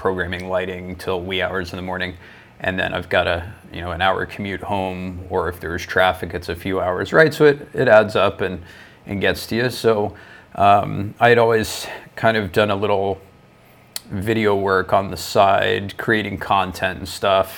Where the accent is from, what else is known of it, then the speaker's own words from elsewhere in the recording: Florida, United States; moved away as an adult; also born or lived in Toronto, Canada; now in Ontario, Canada; I'm originally from Florida, down in the States